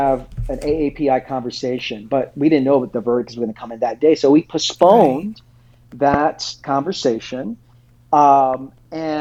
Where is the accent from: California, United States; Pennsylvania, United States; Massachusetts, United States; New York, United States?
New York, United States; New York City; also born or lived in Queens; I'm 42. I spent my first 34 years in Brooklyn, the last 8 years in Queens. So I'm Brooklyn through and through